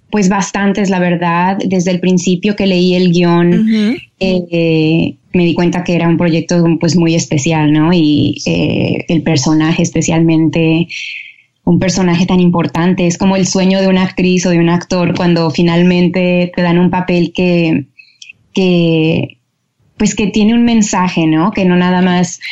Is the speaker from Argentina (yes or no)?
no; Mexico; now in Los Angeles, United States; como familia mexicana crecí en lo que es lo, católico